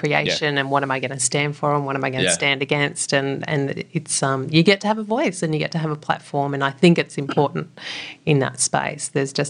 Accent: New South Wales, Australia; also born or lived in Mildura; So I was born down in Mildura on the banks of the Murray River. And then we moved up to the mid-north coast, a place just south of Coffs Harbour, Yeronga, and then up to Moolumba, right up on the New South Wales-Queensland border.

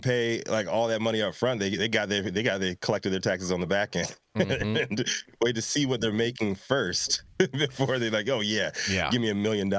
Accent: Virginia, United States; I'm from Virginia.

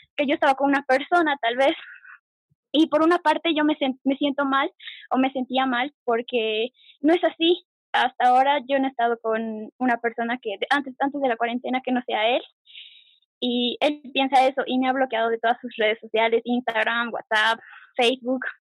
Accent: Bolivia; soy de Bolivia

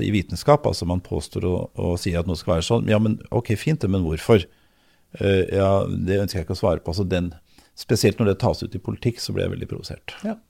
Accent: Oslo, Norway; also born or lived in Lørenskog / Elverum; jeg er født i Oslo. Tidligst på Majorstuen, så ute på Løvenstad, så Elverum, og så tilbake i Oslo.

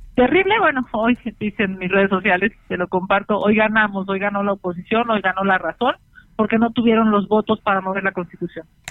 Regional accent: Mexico City, Mexico; siendo senadora chilanga

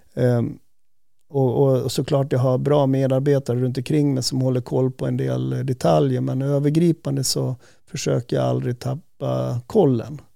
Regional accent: Säter, Dalarna County, Sweden; moved away; jag var ju uppvuxen i, i Säter

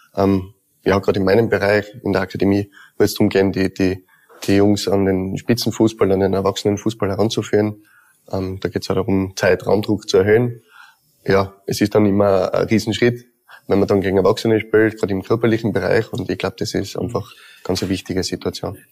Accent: Tyrol, Austria; Zweites Zuhause bin ja eigentlich aus Tirol.

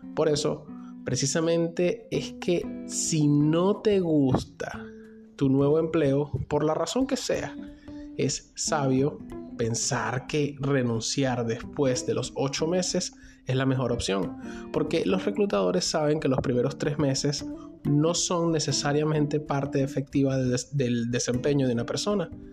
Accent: Venezuela; moved away; yo mismo soy un migrante venezolano

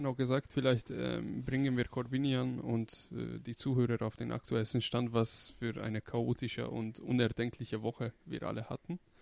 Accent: Hungary; now in Germany; ich komme zum Beispiel aus Ungarn. Wenn ich nach Ungarn fahre mit dem Auto, 900 Kilometer, um meine Familie zu besuchen

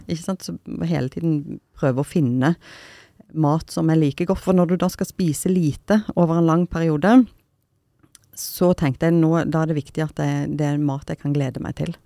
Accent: Stavanger, Rogaland, Norway; jeg er fra Stavanger. Siddis

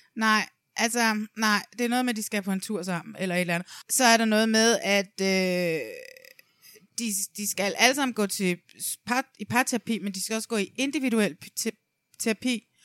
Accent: Næstved, Zealand, Denmark; nede i Næstved, hvor jeg kommer fra

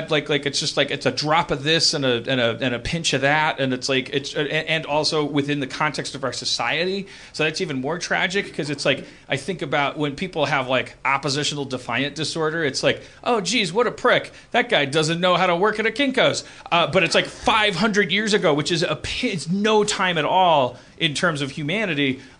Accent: Milwaukee, Wisconsin, United States; I'm from Milwaukee.

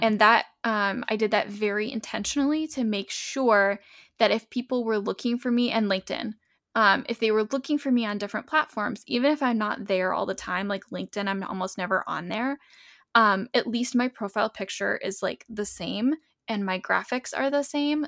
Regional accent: New England, United States; moved away; I'm from New England

